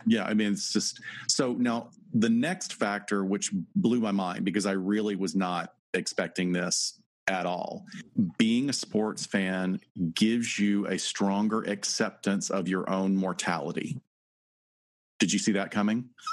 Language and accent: English; North Alabama, United States; I'm from North Alabama